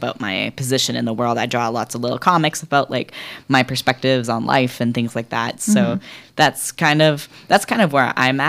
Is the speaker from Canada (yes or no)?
yes; Bella Bella, British Columbia, Canada; now in Vancouver, Canada; I'm very hinged on being from British Columbia. I have a huge identity tie to where I grew up in Bella Bella. My identity is very interesting because I grew up in an Indigenous community. I'm an adopted member of the Heltsic Nation, but I'm not Indigenous.